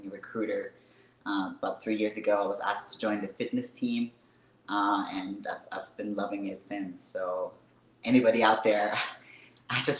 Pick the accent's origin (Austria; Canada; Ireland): Austria; English is a second language; moved away as an adult; also born or lived in Hawaii; now in Kentucky, United States; I was actually born and raised in Austria. Spent 19 years of my life there.